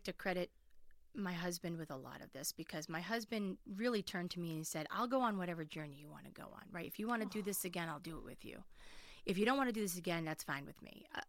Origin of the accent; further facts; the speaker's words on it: Winchester, United States; also born or lived in Manhattan; I live in Winchester. I grew up in Winchester. I did move to Manhattan for 10 years, so people don't think I didn't leave.